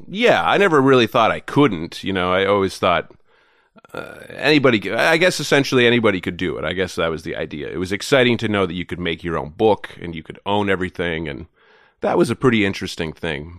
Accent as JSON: {"language": "English", "town": "Goderich", "region": "Ontario", "country": "Canada", "tie": "born or raised there", "also_born_or_lived": "Toronto", "moved": "as an adult", "said": "I grew up in a town called Goddardge, Ontario"}